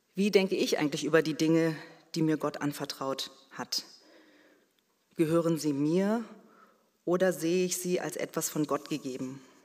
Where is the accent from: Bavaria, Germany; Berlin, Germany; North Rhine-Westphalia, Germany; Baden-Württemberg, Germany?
Berlin, Germany; ich bin mit meiner Schwester in Berlin geboren und aufgewachsen